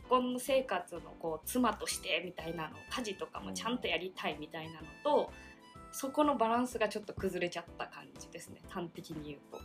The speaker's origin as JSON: {"language": "Japanese", "region": "Oita", "country": "Japan", "tie": "born or raised there", "moved": "as an adult", "lives_now": "Tokyo, Japan", "said": "半年ぐらい大分の実家に帰って"}